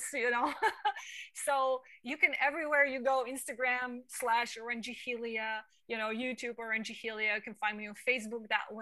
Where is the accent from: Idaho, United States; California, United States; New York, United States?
New York, United States; New York City; me growing up in Manhattan, I'm blunt